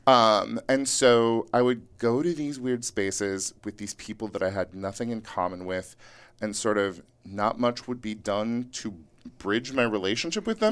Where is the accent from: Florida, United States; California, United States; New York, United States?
California, United States; Yuba City; now in Los Angeles, United States; I grew up in rural Northern California